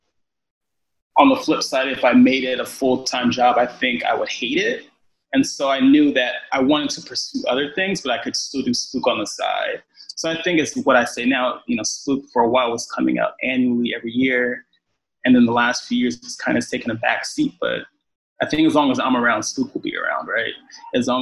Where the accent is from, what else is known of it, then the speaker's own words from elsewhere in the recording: Los Angeles, California, United States; moved away; also born or lived in New York; I'm originally from Los Angeles